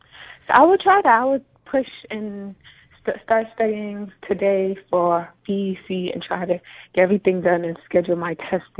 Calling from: Georgia, United States; I'm in Georgia. We are in a storm right now.

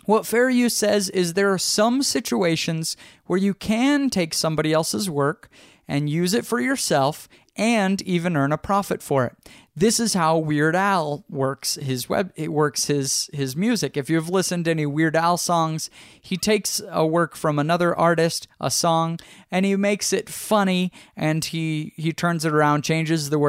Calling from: Austin, Texas, United States

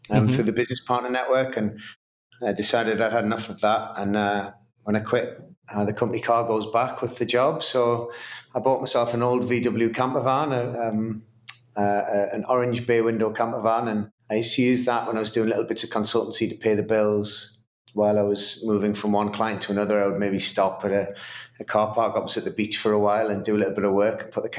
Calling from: Newcastle upon Tyne, North East England, United Kingdom; I am in Newcastle upon Tyne in the northeast of England.

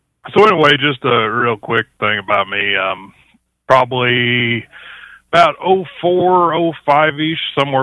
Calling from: Chillicothe, Missouri, United States; Actually, I'm in Chillicothe, Missouri.

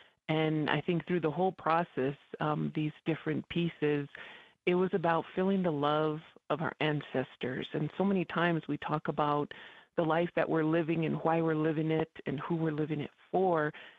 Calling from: Isleta Pueblo, New Mexico, United States; I'm calling in from Shirhuiptui, aka Isleta Pueblo. And it's pretty fun to be back on old stomping grounds on the air.

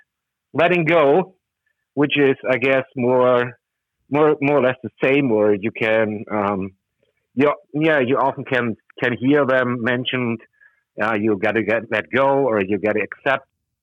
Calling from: Germany; I'm calling from Germany.

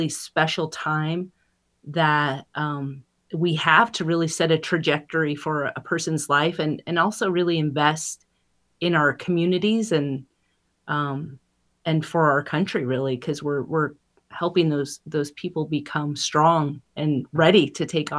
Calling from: Pablo, Montana, United States; I'm joining you from Pablo, Montana, on the great lands of the Salish and Kootenai people and Kalispell.

